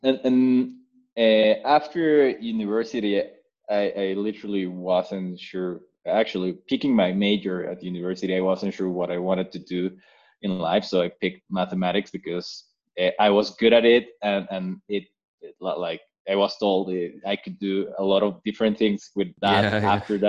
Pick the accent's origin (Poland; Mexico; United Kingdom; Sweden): Mexico; I am Mexican. I grew up in Mexico uh, all the way through through college